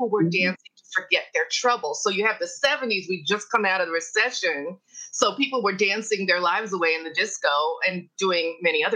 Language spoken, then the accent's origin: English; New York City, New York, United States; I am from New York City